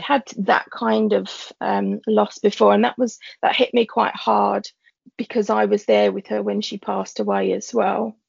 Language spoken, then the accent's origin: English; London, United Kingdom; I'm a teacher from East London, born and bred.